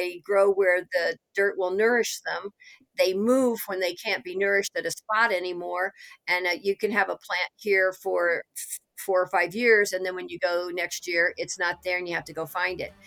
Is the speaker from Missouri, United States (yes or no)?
yes; Missouri, United States; I am from Missouri